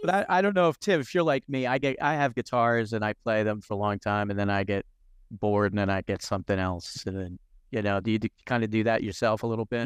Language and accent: English; New Jersey, United States; I grew up in New Jersey